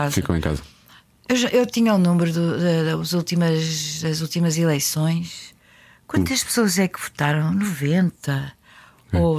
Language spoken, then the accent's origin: Portuguese; Lisbon, Portugal; moved away; also born or lived in Carvalhal; nasci lá em Benfica, nascíamos em casa, a maior parte das vezes.